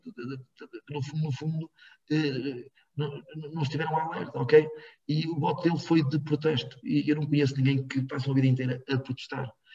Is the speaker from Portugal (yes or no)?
yes; Rans, Norte, Portugal; em Rãs, na escola primária onde eu andei, em Rãs